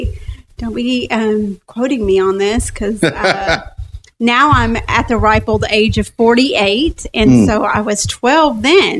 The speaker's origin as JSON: {"language": "English", "town": "Long Beach", "region": "California", "country": "United States", "tie": "born there", "said": "Actually, I was born in Long Beach, California."}